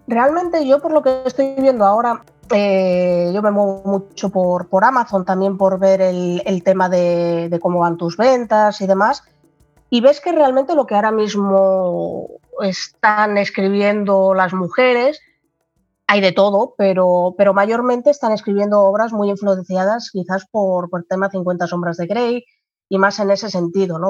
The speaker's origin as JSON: {"language": "Spanish", "town": "Gijón", "region": "Asturias", "country": "Spain", "said": "yo soy asturiana de, de Gijón, en España."}